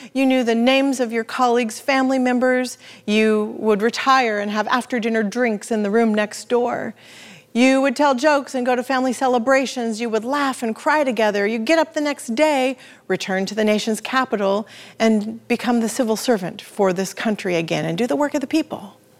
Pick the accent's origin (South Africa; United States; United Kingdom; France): United States; the Northwest, Pacific Northwest; We're from the Northwest.